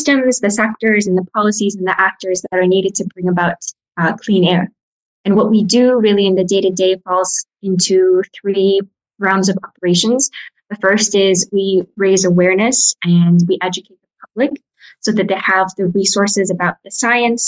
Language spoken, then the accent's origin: English; Mongolia; moved away; also born or lived in United States; I'm from Mongolia, but I grew up in the States and Mongolia.